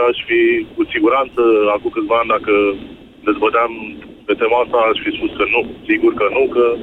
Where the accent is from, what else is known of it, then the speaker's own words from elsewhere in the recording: Pitești, Argeș, Romania; Din uh, Pitești.